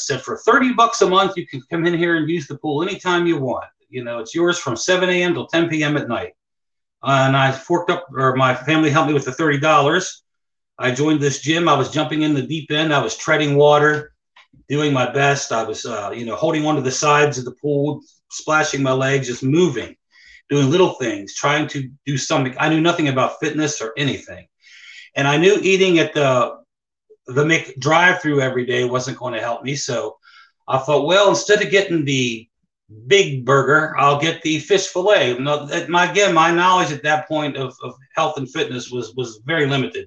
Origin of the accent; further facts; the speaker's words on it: Hagerstown, Maryland, United States; also born or lived in Ocean City, Maryland; Hagerstown is my hometown, Hagerstown, Maryland